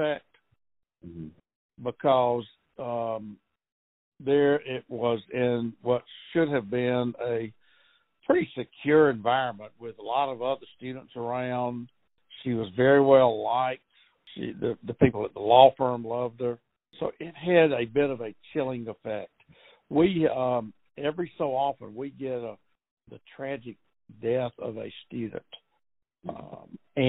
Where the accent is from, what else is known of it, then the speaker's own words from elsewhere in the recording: Athens, Georgia, United States; also born or lived in Minneapolis; I was born in Athens and have lived here all but 2 years when I got out of college and moved to Minneapolis